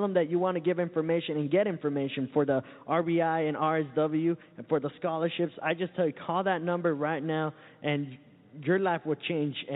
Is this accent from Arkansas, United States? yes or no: no; Santa Ana, California, United States; now in Florida, United States; I come all the way from Southern California, a little uh, town called Santa Ana.